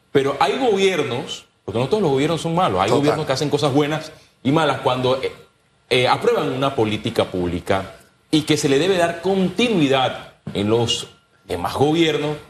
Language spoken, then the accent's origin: Spanish; Puerto Armuelles, Chiriquí, Panama; en el circuito donde, nací